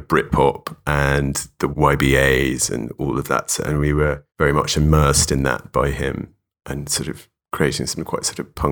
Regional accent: London, United Kingdom; Yeah, I grew up in London. I grew up in Notting Hill

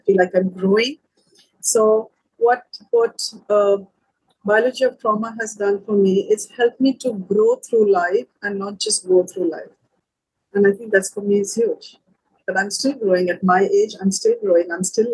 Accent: India; moved away as an adult; now in Sri Lanka; I'm from India

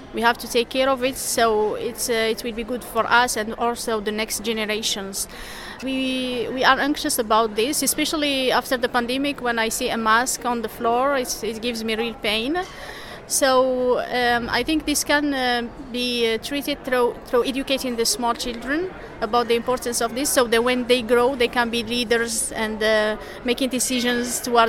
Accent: Algeria; now in Quebec City, Canada; I'm from Algeria and I study here in Quebec City. I'm studying molecular medicine.

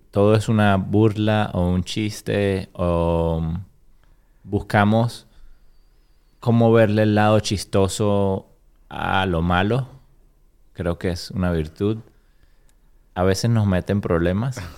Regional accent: Caracas, Capital District, Venezuela; moved away as an adult; also born or lived in Florida / Nashville; now in Chattanooga, United States; de Venezuela, soy de Caracas, de la capital de Venezuela. De, llevo 19 años en Estados Unidos y 19 años viví en Venezuela

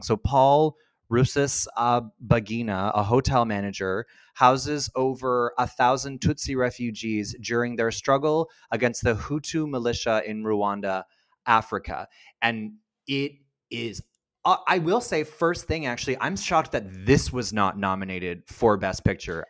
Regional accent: Canada

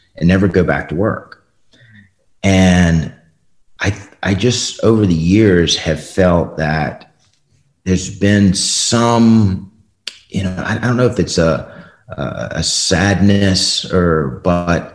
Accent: Richmond, Virginia, United States; I was born in Richmond, Virginia.

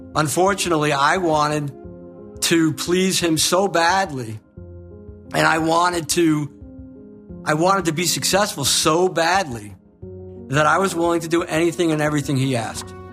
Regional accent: Long Island, New York, United States; moved away; also born or lived in Florida; we grew up in Long Island, New York, and my dad came to us and said, We're out of money. We gotta go. We gotta move to Florida

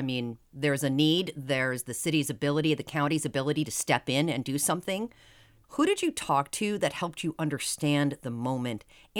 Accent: East Coast, United States; now in Seattle, United States; I grew up on the East Coast

